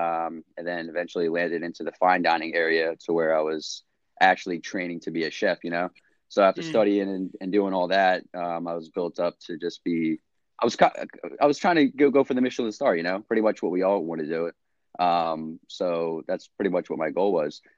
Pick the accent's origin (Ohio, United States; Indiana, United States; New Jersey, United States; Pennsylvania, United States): New Jersey, United States; I'm from Jersey, lived here my whole life